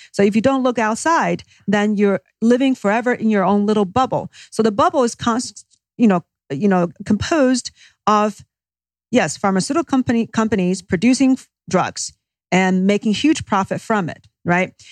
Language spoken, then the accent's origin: English; Beijing, China; moved away as an adult; I actually grew up in China. Uh, first, my first twenty years was in Beijing.